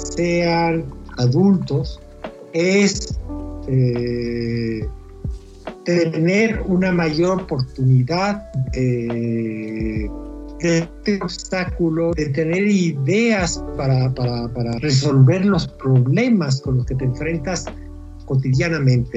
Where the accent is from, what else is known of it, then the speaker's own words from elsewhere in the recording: Mexico; A mí me eligieron como autor mexicano